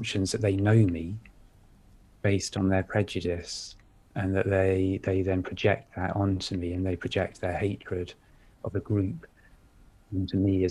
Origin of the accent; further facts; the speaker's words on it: Cambridge, East of England, United Kingdom; I was just a white, relatively middle-class male growing up in Cambridge in a very comfortable environment